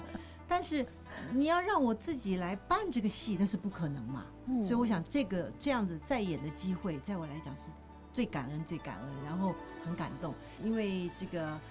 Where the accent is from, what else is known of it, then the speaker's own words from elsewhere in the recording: China; 就你能够让外国人看到我们东方人或者我们中国人的一个脑海，中华民族我们的。